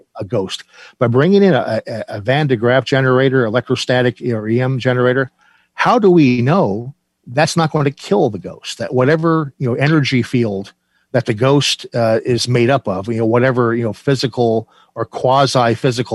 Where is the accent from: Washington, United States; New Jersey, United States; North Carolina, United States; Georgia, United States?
New Jersey, United States; I'm from New Jersey